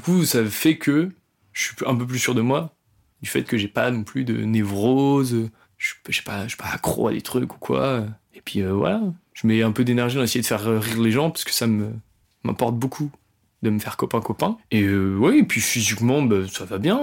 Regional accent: Rouen, Normandy, France; je suis pas de Paris, je suis de Rouen

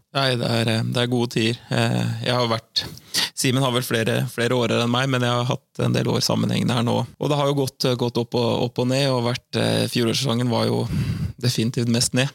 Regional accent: Søndre Sande, Vestfold, Norway; moved away as an adult; also born or lived in Hvaler; now in Fredrikstad, Norway; Jeg vokste opp eh, ute på jeg vokste opp ute på Søndre Sande

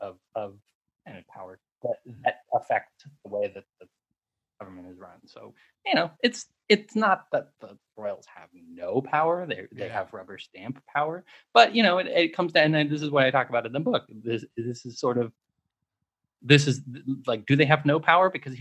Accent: United States; I'm American

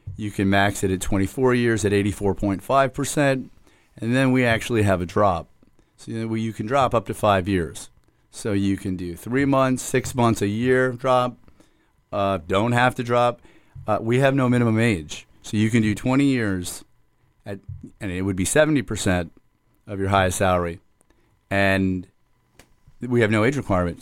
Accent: Hollywood, Florida, United States; I, uh, was born and raised in the city of Hollywood and still reside in the city of Hollywood.

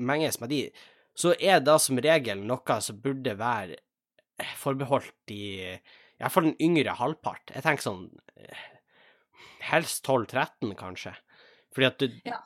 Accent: Tjongsfjord, Nordland, Norway; da Rosendal-nummeret som jeg hadde hjemme i Tjongsfjord

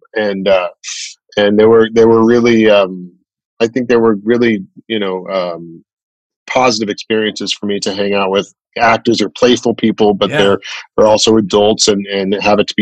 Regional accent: Chicago, Illinois, United States; I grew up in Chicago, mainly

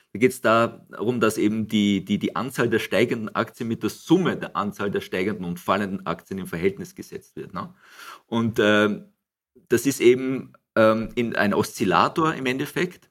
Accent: Gmunden, Upper Austria, Austria; moved away as an adult; also born or lived in Frankfurt; Ich bin hier in Gmunden aufgewachsen

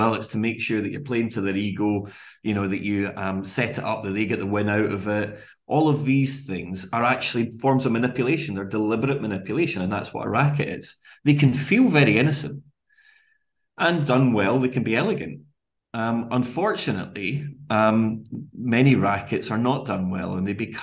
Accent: Glasgow, Scotland, United Kingdom; We grew up relatively humbly in Glasgow, latterly though less so in the suburbs of Glasgow

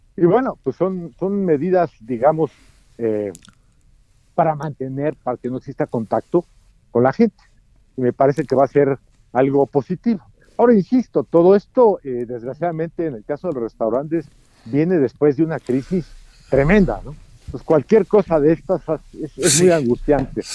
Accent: Mexico; como mexicano, sé que en México somos muy dados a querer violar las reglas.

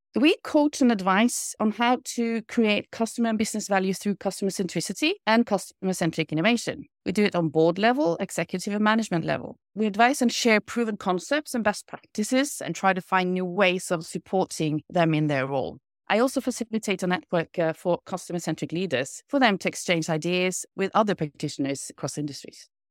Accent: Kristiansund, Møre og Romsdal, Norway; moved away; also born or lived in Italy; I grew up in Kristiansund, a small town situated on three islands out on the west coast.

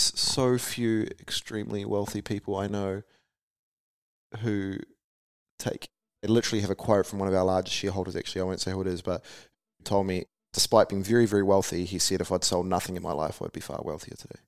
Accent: Taranaki, New Zealand; I grew up in Harwood and Taranaki

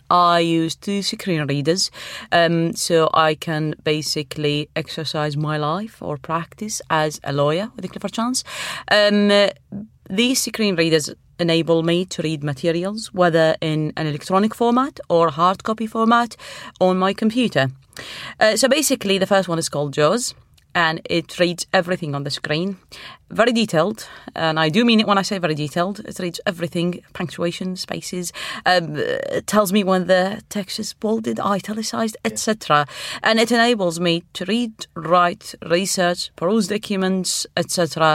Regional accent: Iraq; now in United Kingdom; Well, I am originally from Iraq, and I have a law degree in Arabic.

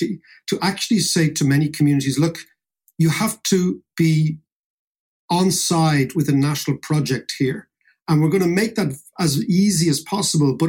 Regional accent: Ireland; all the stories we know as Irish people

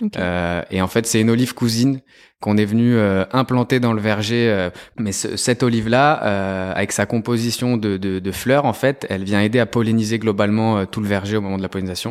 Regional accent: Lyon, Auvergne-Rhône-Alpes, France; je suis lyonnais d'origine italienne

